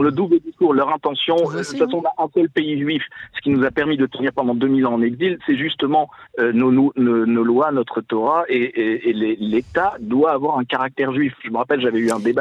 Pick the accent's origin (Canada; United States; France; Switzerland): France; now in Israel; c'est nous en tant que Français qui, avons vécu quand même euh, dans, un, dans une communauté juive en France